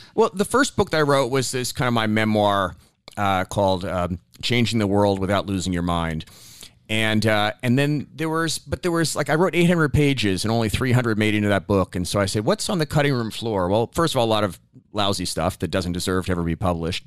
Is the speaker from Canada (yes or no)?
no; New York, United States; also born or lived in Bangladesh; growing up in New York in the seventies